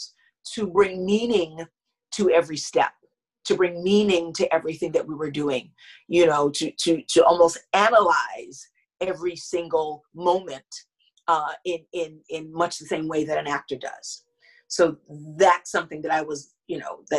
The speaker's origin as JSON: {"language": "English", "town": "New York City", "region": "New York", "country": "United States", "tie": "born or raised there", "said": "I'm born and raised in Harlem in New York"}